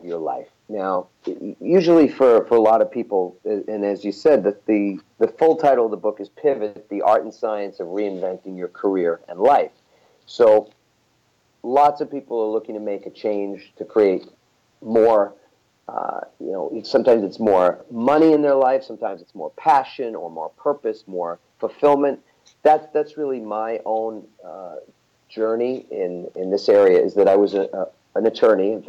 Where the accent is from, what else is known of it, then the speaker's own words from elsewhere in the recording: New York, United States; I'm from New York